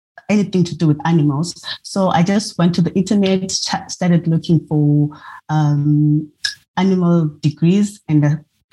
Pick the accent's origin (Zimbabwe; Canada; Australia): Zimbabwe; now in Pietermaritzburg, South Africa; I come from Zimbabwe